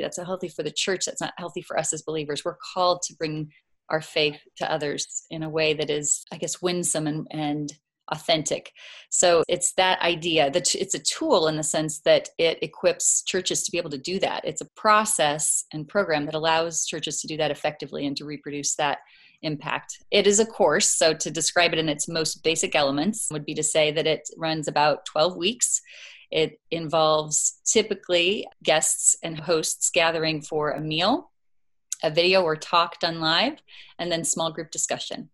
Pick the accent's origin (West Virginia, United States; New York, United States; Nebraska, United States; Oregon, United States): Nebraska, United States; Crete; now in Omaha, United States; I grew up in the Lincoln Diocese, small town, Crete.